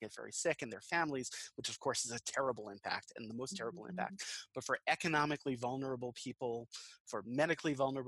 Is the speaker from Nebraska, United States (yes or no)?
no; Long Island, New York, United States; now in Western North Carolina, United States; I'm from Long Island originally in New York